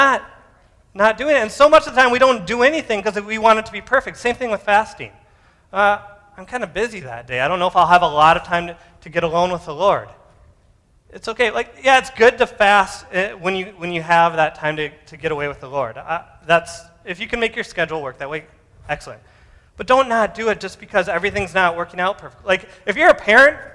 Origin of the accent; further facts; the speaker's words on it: United States; I'm American